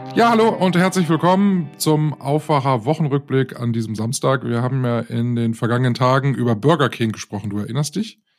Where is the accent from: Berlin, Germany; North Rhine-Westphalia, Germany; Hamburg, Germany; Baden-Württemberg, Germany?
North Rhine-Westphalia, Germany; ich bin ja in der Nähe der Braunkohlegrube aufgewachsen, also als ich noch ein kleines Kind war.